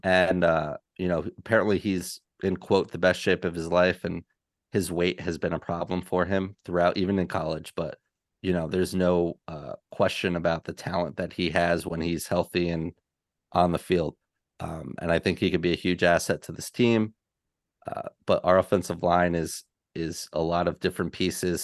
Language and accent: English; New York, United States; as much as a New Yorker as I am